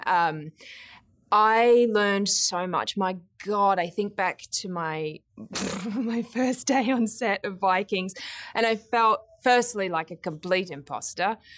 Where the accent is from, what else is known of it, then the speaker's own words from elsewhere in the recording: Brisbane, Queensland, Australia; I grew up in Brisbane in Australia